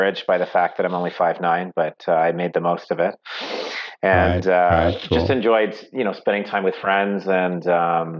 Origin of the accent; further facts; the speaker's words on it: Oakville, Ontario, Canada; I grew up in Oakville